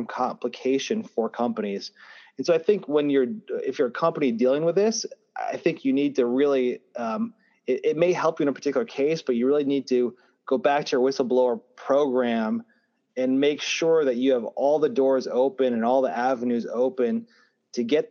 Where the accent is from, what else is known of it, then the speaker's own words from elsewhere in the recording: Michigan, United States; I'm from Michigan